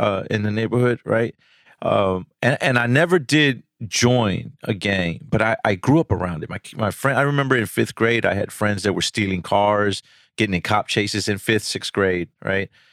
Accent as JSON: {"language": "English", "town": "Houston", "region": "Texas", "country": "United States", "tie": "born or raised there", "said": "I'm from Houston, uh, pretty much my whole life, you know, South Texas"}